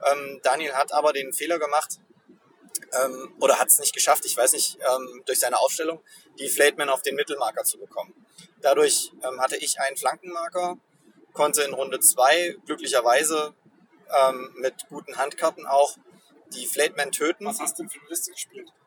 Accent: East Germany, Germany; wir haben den Tag der deutschen Einheit richtig gut gefeiert, indem wir als Ostdeutsche in den Westen gefahren sind

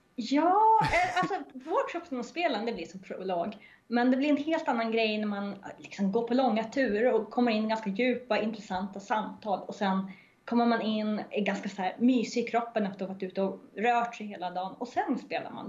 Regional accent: Norrland, Sweden; jag är norrlänning

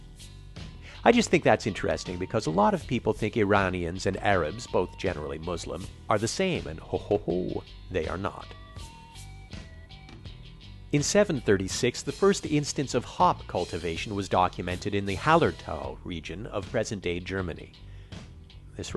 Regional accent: Quebec, Canada; Growing up in Quebec

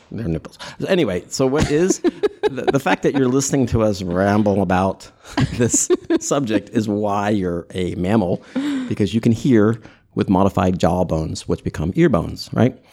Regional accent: United States; I'm an American

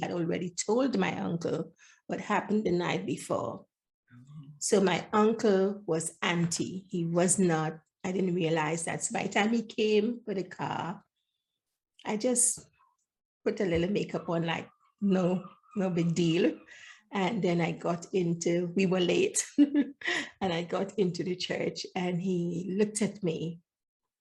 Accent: Trinidad & Tobago; moved away; also born or lived in Grenada; I was born in Grenada, but grew up in Trinidad

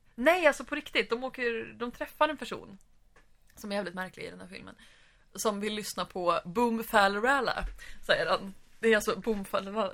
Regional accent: Sweden; Vi som var svenskar

